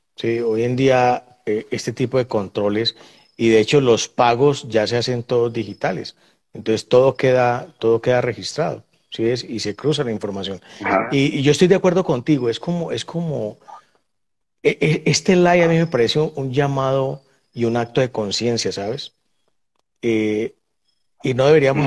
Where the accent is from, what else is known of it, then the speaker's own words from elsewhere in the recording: Buenaventura, Valle del Cauca, Colombia; yo soy de Buenaventura